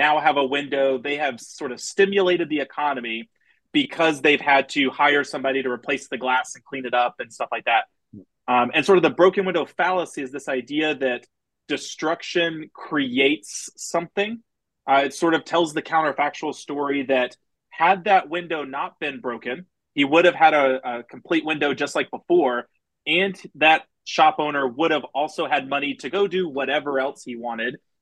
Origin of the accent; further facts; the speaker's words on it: Houston, Texas, United States; I grew up outside of Houston